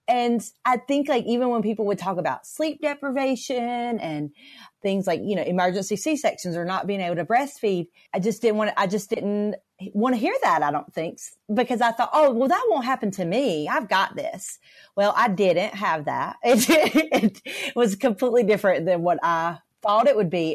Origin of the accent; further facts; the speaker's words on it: North Carolina, United States; I'm from North Carolina.